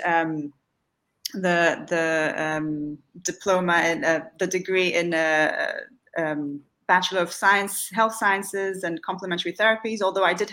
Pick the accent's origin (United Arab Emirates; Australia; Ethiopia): United Arab Emirates; Dubai; also born or lived in Salvador, Bahia, Brazil; was born in Salvador in Bahia in Brazil, which is in the Northeast. My mother's family is from there. I lived there until I was about five, and then we moved to Dubai